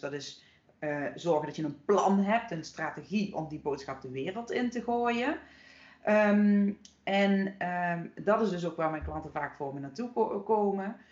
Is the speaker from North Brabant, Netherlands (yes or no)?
no; Horst, Limburg, Netherlands; in dat dorp hier eh, in Horst, waar ik nu weer woon, waar ik ben opgegroeid